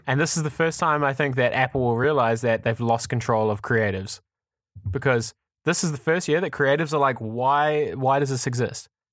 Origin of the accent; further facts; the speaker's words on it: New Zealand; now in Amsterdam, Netherlands; I'm from New Zealand